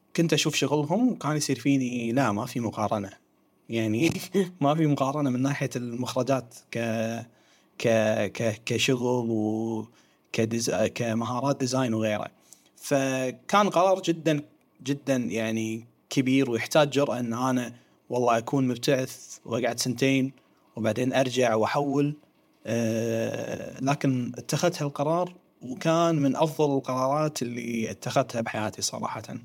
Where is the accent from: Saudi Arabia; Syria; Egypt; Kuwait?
Kuwait; احنا عندنا في الكويت